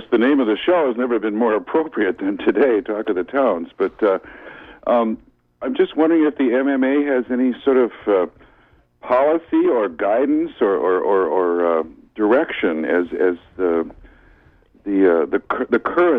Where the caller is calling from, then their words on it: Sedgwick, Maine, United States; I'm calling from Sedgwick.